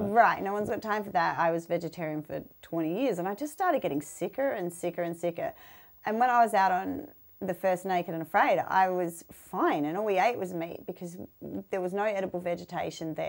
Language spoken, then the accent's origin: English; Australia; our snakes in Australia